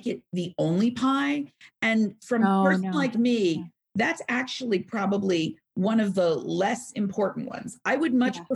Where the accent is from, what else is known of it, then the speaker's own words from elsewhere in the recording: New York, United States; I'm from New York.